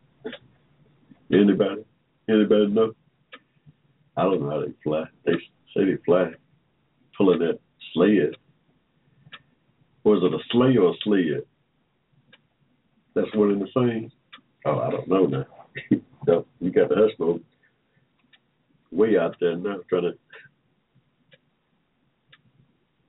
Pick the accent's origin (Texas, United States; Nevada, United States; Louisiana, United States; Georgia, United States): Georgia, United States; also born or lived in Ohio; I'm from Georgia. I'm from right here.